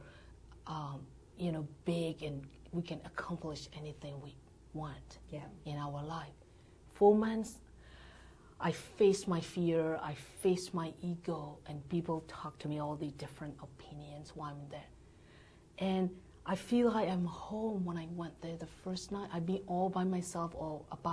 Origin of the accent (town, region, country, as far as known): Myanmar; born or raised there; English is a second language; moved away as an adult; now in United States